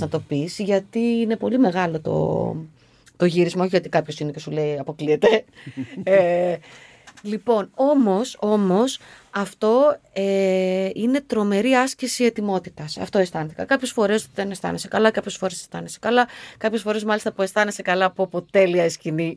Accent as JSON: {"language": "Greek", "town": "Aigio", "region": "Western Greece", "country": "Greece", "tie": "born or raised there", "said": "γεννήθηκα στο Αίγιο σε μια μικρή ναι. πόλη που όλα αυτά τα, τα, τα βλέπαμε, τα ζούσαμε."}